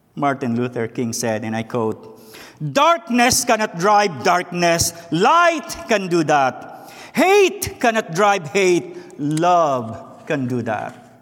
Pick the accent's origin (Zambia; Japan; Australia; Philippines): Philippines; English is a second language; moved away as an adult; now in United States; I was born and raised in the Philippines